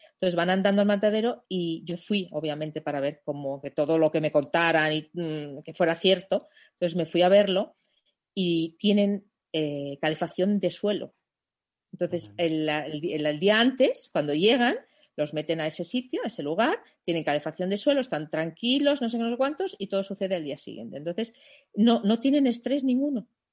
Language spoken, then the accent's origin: Spanish; Germany; Spanish is a second language; moved away as an adult; also born or lived in New York, United States; now in Spain; soy alemana